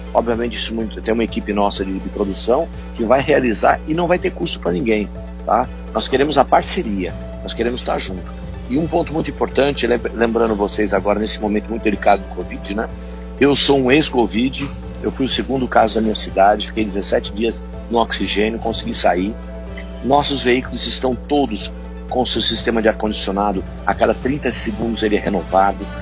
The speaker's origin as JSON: {"language": "Portuguese", "town": "Botucatu", "region": "São Paulo", "country": "Brazil", "said": "Nós temos Botucatu, que é a minha terra, aqui onde eu moro há 50 anos"}